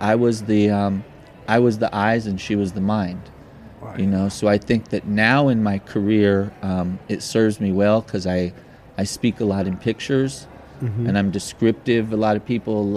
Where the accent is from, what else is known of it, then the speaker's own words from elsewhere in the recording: Los Angeles, California, United States; I grew up in Los Angeles in Pasadena area and Silver Lake area